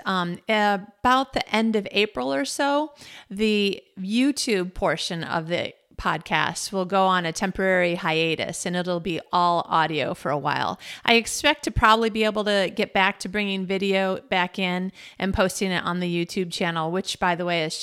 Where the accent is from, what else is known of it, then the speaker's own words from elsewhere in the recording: United States; now in Malmö, Sweden; about being an American in Malmo, Sweden